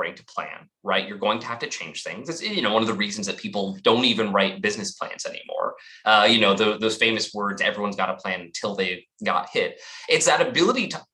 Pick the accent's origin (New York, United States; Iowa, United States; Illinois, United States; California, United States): California, United States; Los Angeles; also born or lived in Humboldt County, California; I grew up in Los Angeles, but I actually split my time between Southern LA and the far northern reaches of California